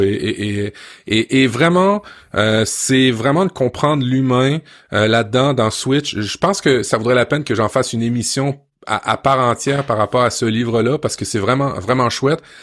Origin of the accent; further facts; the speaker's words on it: France; moved away; quand j'étais jeune en France